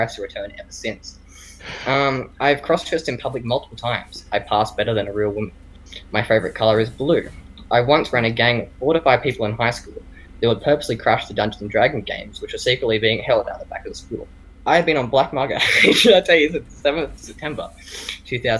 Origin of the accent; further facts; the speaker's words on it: Australia; I'm Australian